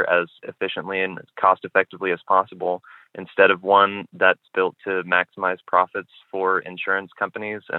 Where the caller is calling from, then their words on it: Manchester, New Hampshire, United States; I'm calling from Manchester, New Hampshire.